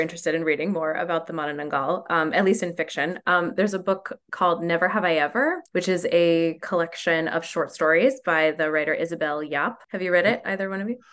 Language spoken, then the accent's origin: English; New Mexico, United States; growing up in New Mexico